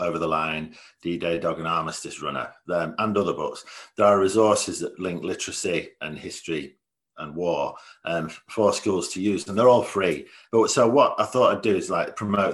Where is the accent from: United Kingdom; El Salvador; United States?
United Kingdom; Leeds, Yorkshire and the Humber; I'm from Leeds.